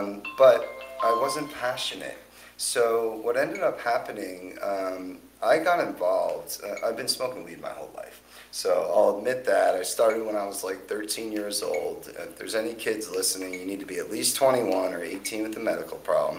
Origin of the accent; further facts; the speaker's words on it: Woodbridge, Connecticut, United States; Born and raised in Woodbridge, Connecticut. That's right. Where I grew up. So spent the most of my younger days there.